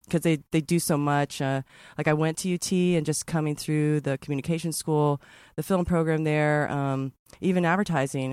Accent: Texas, United States; I'm from Texas

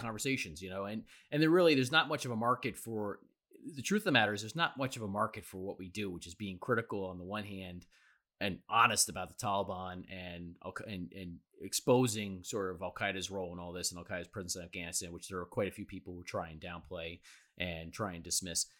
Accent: New York City, New York, United States; as a New Yorker

